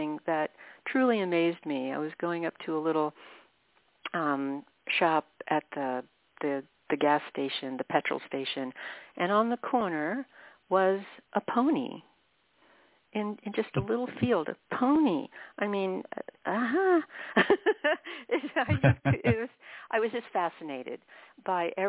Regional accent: Washington, District of Columbia, United States; moved away as an adult; also born or lived in Ireland; now in Arizona, United States; I'm from Washington, D.C. originally, where it's hot, sticky, muggy.

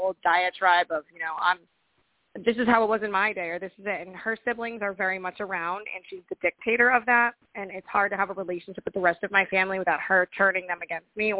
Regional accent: Rhode Island, United States; now in Connecticut, United States; I'm from Rhode Island, but I live in Connecticut now

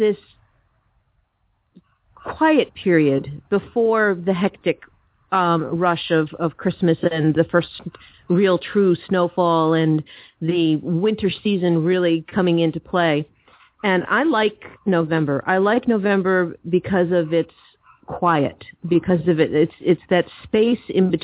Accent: East Coast, United States; moved away; I grew up on the East Coast

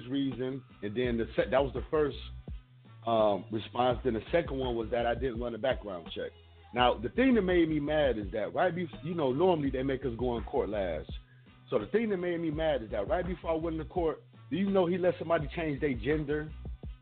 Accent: Ohio, United States; moved away as an adult; also born or lived in Florida; now in Hillsborough County, Florida, United States; I'm from Ohio

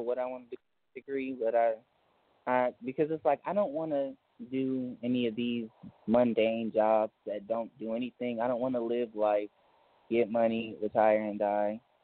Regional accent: Dallas, Texas, United States; moved away as an adult; now in New Orleans, United States; Dallas and I stayed like 12 years and grew up there

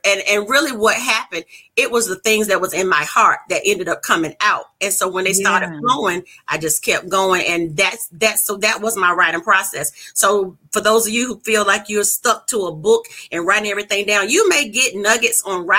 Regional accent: North Carolina, United States; I'm a country girl. I'm not trying to hear my New York accent. Originally from North Carolina.

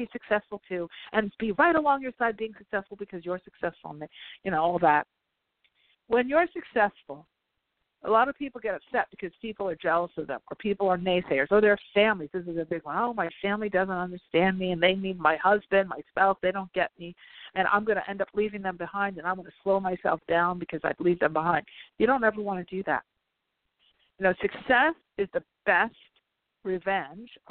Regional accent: New York, United States; now in La Jolla, United States; I'm from New York originally

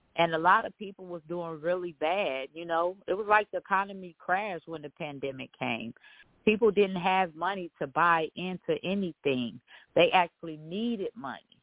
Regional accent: Dayton, Ohio, United States; I'm from Dayton, Ohio

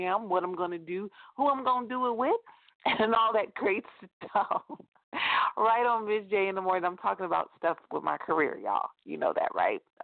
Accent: California, United States; close to my hometown in California

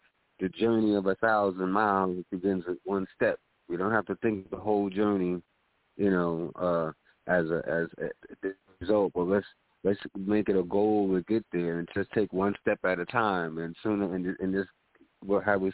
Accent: New York City, New York, United States; I was born in the Mott Haven section of the South Bronx

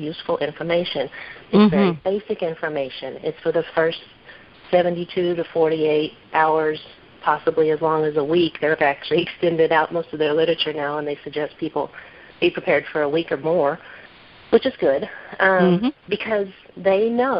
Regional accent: Midwest, United States; moved away as an adult; I grew up in the Midwest

